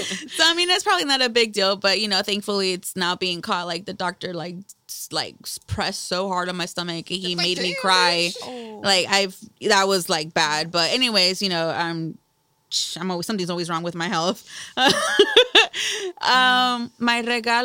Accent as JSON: {"language": "English", "town": "Salinas", "region": "California", "country": "United States", "said": "from Salinas"}